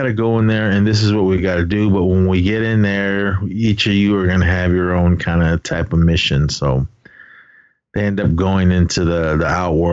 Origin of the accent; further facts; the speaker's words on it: Navajo Nation, United States; I am Native American. My nation, I represent the Navajo Nation, Dene Ta